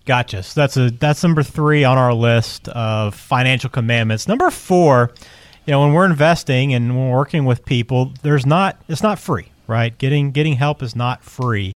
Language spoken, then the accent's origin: English; the South, United States; as a Southerner